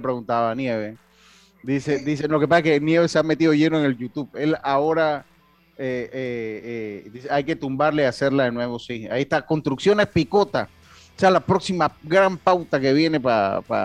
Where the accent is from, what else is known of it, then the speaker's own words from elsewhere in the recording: Los Santos, Panama; yo soy eh, eh, de la provincia de Los Santos